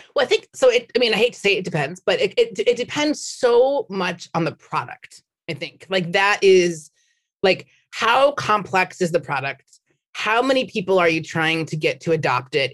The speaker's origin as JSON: {"language": "English", "region": "Minnesota", "country": "United States", "moved": "as an adult", "lives_now": "San Francisco, United States", "said": "I'm from Minnesota"}